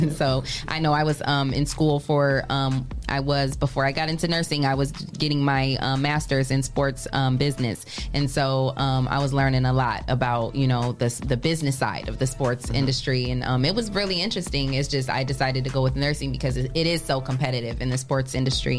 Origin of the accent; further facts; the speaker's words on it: Michigan, United States; now in Toledo, United States; I was born and raised in Michigan before I came here to Adrian, before I came to Toledo.